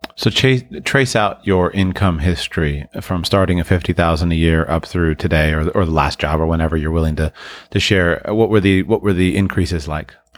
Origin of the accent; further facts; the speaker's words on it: United States; For those of us who were born and raised in the United States